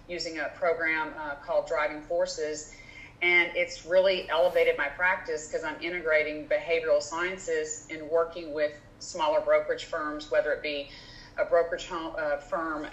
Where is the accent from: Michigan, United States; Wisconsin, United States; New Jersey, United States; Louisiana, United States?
Louisiana, United States; moved away as an adult; now in Houston, United States; I grew up in Louisiana, business degree, LSU, came to Houston